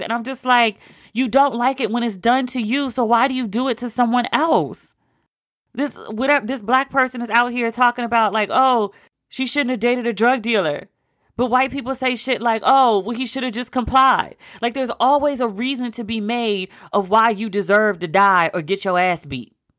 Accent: United States; I am embarrassed to be an American

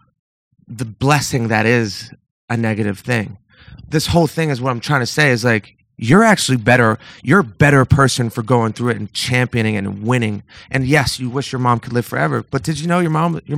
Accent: Northeast, United States; I grew up in the Northeast in like a middle, very, very middle class situation

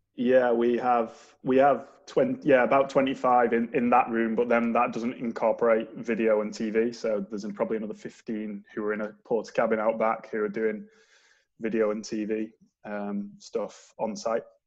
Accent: Manchester, North West England, United Kingdom; moved away as an adult; now in St Andrews, United Kingdom; I moved from Manchester, as the accent probably gives me away that I'm not Scottish

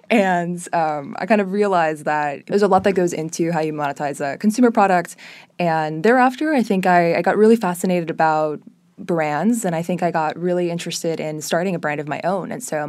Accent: Miami, Florida, United States; So I was actually born and raised in Miami. My mother is Brazilian, my dad's Israeli. They met in Miami almost 30 or so years ago

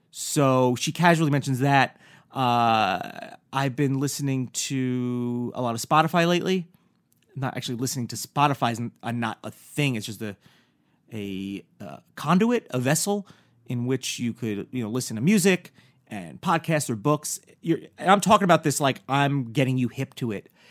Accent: New York, United States; also born or lived in New Jersey; was born in Jersey, I grew up in New York.

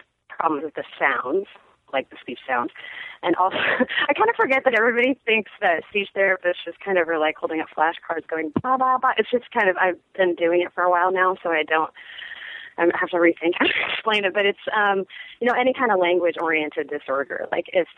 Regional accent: Seattle, Washington, United States; moved away as an adult; also born or lived in San Francisco / Austin; I grew up in Seattle

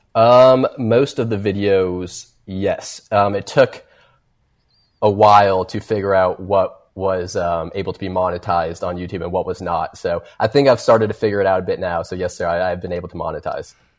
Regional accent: Kentucky, United States; I'm from Kentucky

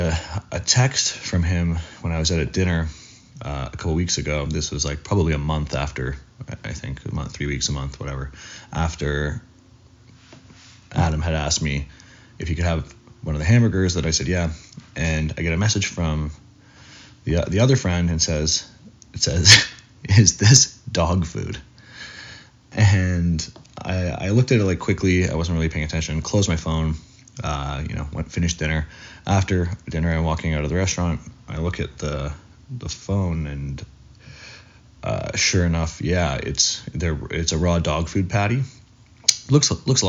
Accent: Toronto, Ontario, Canada; moved away as an adult; also born or lived in Miami; I recently got a condo in Toronto, which is my hometown where I grew up

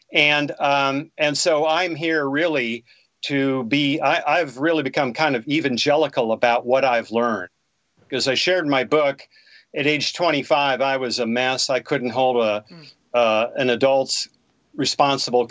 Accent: Bismarck, North Dakota, United States; I was born and raised in Bismarck, North Dakota.

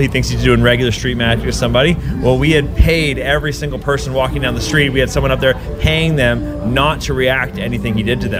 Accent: Vancouver, British Columbia, Canada; now in Toronto, Canada; Originally from Vancouver. I live in Toronto now.

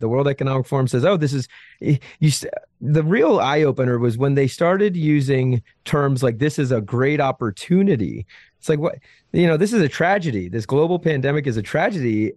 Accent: outside of Albany, upstate New York, United States; I was born in, uh, upstate New York, outside of Albany, Albany, New York

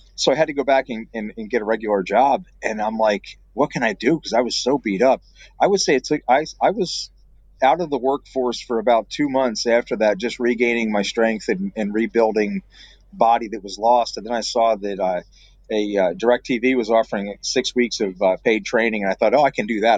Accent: Pennsylvania, United States; moved away as an adult; also born or lived in Brazil; now in Michigan, United States; As a kid growing up in Pennsylvania

